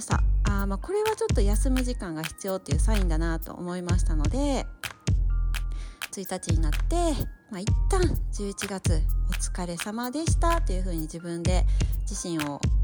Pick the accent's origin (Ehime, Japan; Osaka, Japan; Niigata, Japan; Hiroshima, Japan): Osaka, Japan; accent: Kansai; 私大阪出身なんですけども